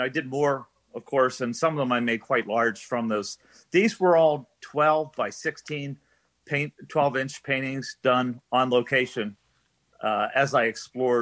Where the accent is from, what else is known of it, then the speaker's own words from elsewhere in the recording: Loretto, Pennsylvania, United States; moved away; also born or lived in Pittsburgh; I'm a native of Cambria County.